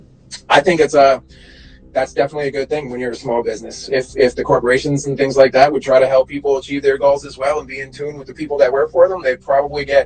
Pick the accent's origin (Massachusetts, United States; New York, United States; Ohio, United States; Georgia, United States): New York, United States; I'm from New York